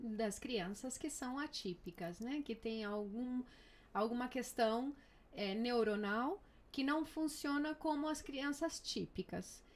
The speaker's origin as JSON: {"language": "Portuguese", "country": "Brazil", "moved": "yes", "lives_now": "Murcia, Spain", "said": "eu sou brasileira, mamãe de duas crianças maravilhosas"}